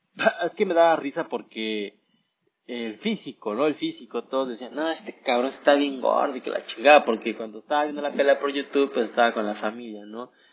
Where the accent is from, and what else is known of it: Mexico